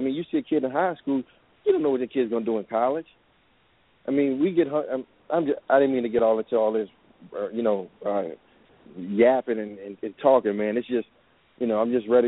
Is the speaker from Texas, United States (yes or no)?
no; New Orleans, Louisiana, United States; Growing up in New Orleans